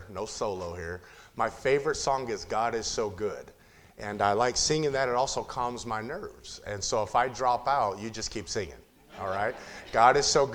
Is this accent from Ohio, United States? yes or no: no; Compton, California, United States; I was born and raised 4.5 miles from where our church is now. I grew up in Compton, California